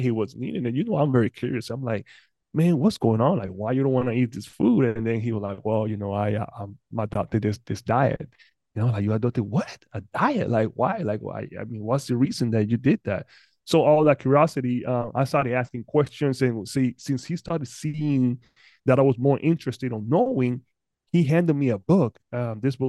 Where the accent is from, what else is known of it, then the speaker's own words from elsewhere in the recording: Panama; moved away; I'm originally from Panama.